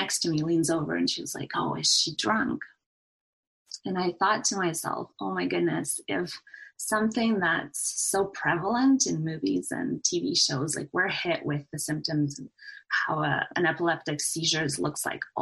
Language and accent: English; Canada; I finished my degree at the University of Alberta in Edmonton, Canada, so I'm a Canadian